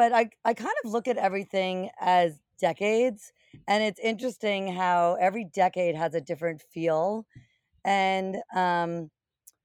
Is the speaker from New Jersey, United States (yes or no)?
yes; New Jersey, United States; I grew up in New Jersey, not far from the Short Hills Mall